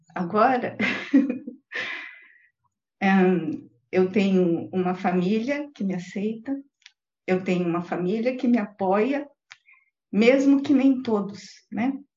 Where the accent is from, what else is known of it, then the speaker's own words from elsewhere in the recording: interior of Paraná, Brazil; also born or lived in São Paulo, São Paulo, Brazil; Eu sou de São Paulo, capital, e vim para o interior do Paraná